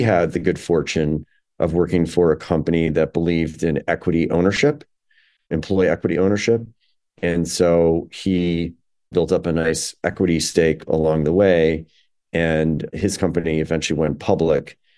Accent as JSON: {"language": "English", "town": "Chicago", "region": "Illinois", "country": "United States", "tie": "born or raised there", "also_born_or_lived": "New York", "said": "Illinois is my, my hometown, Chicago is my hometown"}